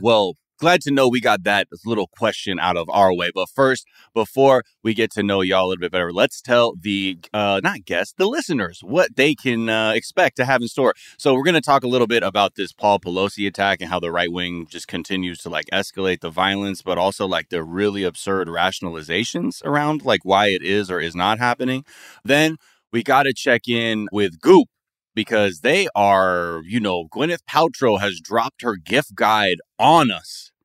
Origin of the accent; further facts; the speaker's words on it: San Fernando Valley, California, United States; I'm from the San Fernando Valley